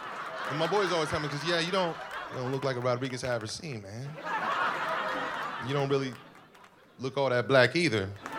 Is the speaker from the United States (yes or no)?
no; Panama; I'm from Panama, right? I ain't having to explain to people that there's black people in other countries.